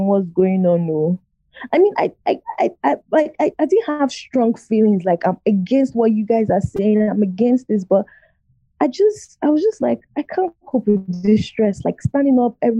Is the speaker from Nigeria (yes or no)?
yes; Nigeria; also born or lived in Lagos, Nigeria; I'm Congolese. But I was born and raised in Nigeria.